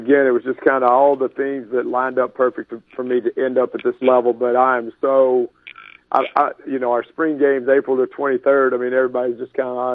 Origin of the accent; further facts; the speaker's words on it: Louisiana, United States; moved away as an adult; also born or lived in Mississippi / Missouri / Kansas City; now in Oregon, United States; growing up in Louisiana